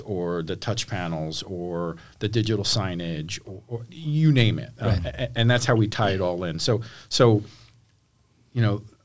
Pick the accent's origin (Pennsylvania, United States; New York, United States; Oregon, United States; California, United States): New York, United States; Cornwall; born and raised in Cornwall around West Point